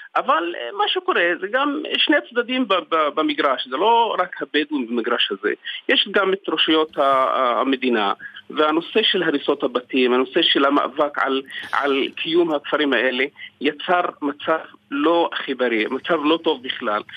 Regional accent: Segev Shalom, Southern District, Israel; אני משגב שלום בדרום

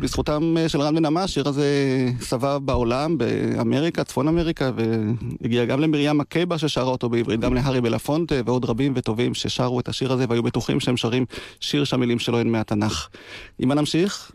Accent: Degania Alef, Northern District, Israel; נולדתי וגדלתי בקיבוץ דגניה א'

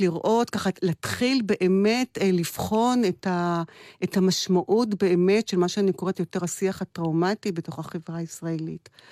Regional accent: Kiryat Tivon, Haifa District, Israel; גדלתי בתיכון בחיפה, בבית ספר חוגים. אה, בבית ספר יסודי גדלתי בטבעון

